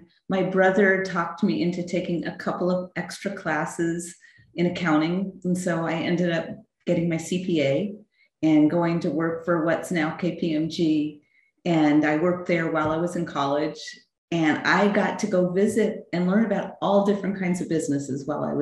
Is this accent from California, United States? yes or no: yes; Los Angeles, California, United States; I'm a local girl. I grew up in Los Angeles in Studio City, went to Hollywood High